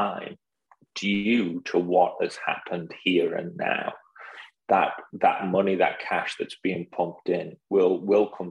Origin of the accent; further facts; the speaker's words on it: United Kingdom; now in United States; being a British guy in the US